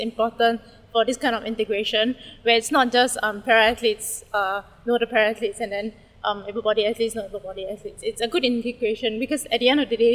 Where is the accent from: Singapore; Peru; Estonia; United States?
Singapore; As a Singaporean